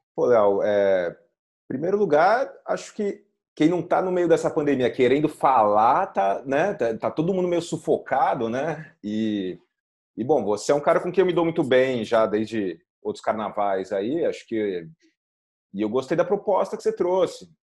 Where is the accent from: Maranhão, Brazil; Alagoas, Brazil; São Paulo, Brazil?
São Paulo, Brazil; moved away as an adult; now in Carcavelos, Portugal; nasci em São Paulo, sempre morei em São Paulo. Hoje eu tô morando em Portugal